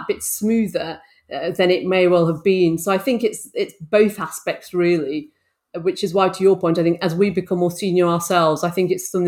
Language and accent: English; Bolton, North West England, United Kingdom; I grew up in Bolton in the northwest of England